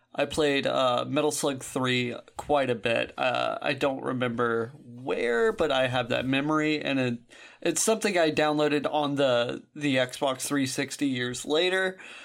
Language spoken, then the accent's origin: English; Alabama, United States; I am from Alabama